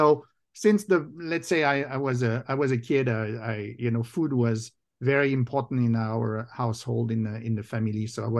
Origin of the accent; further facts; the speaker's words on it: France; accent: French; now in United States; I grew up in France. You can probably tell both from my accent and my name. So I'm originally French and American now.